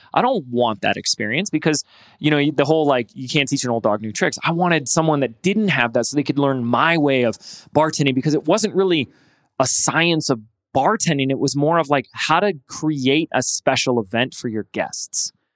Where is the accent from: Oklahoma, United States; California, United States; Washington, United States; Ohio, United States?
California, United States; Laguna Beach; Laguna Beach, my hometown, California